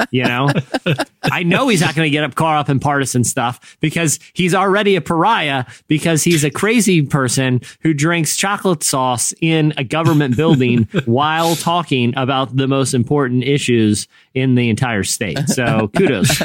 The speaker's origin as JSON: {"language": "English", "region": "Virginia", "country": "United States", "tie": "born or raised there", "said": "I grew up in you know Virginia"}